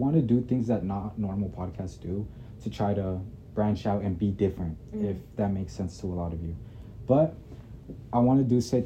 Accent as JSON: {"language": "English", "town": "Midvale", "region": "Utah", "country": "United States", "tie": "born or raised there", "lives_now": "West Jordan, United States", "said": "I was born in Midvale, Utah. I recently moved to West Jordan"}